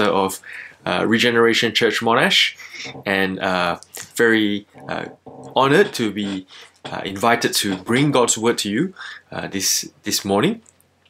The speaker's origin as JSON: {"language": "English", "country": "Malaysia", "moved": "yes", "lives_now": "Melbourne, Australia", "said": "I'm originally from Malaysia, and I've lived here in Melbourne since the year 2007."}